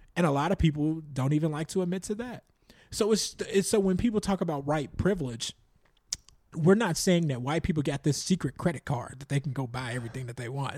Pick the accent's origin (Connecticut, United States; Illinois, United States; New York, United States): Illinois, United States; Chicago; growing up in the South Suburbs of Chicago, predominantly Black